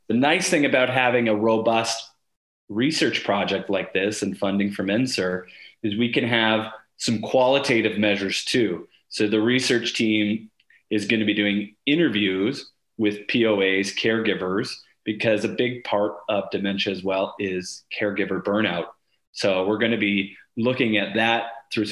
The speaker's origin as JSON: {"language": "English", "town": "Sarnia", "region": "Ontario", "country": "Canada", "tie": "born or raised there", "said": "to be in my hometown and able to do research"}